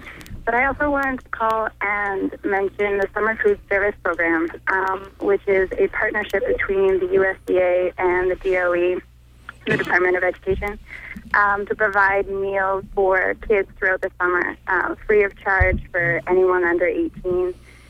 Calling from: Ellsworth, Maine, United States; I'm calling from Ellsworth and representing Healthy Acadia.

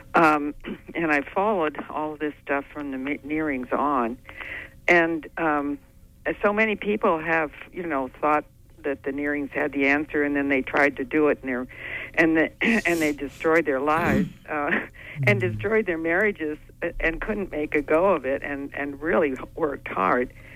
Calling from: Orland, Maine, United States; I'm calling from Orland.

